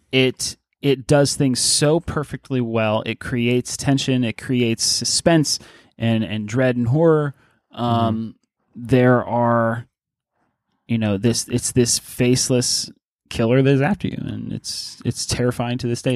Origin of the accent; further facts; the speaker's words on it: Pittsburgh, Pennsylvania, United States; I'm from Pittsburgh